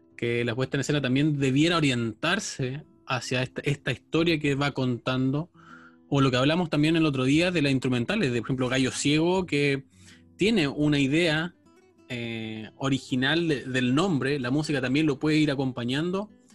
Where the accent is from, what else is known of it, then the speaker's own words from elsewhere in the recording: Chile; yo soy chileno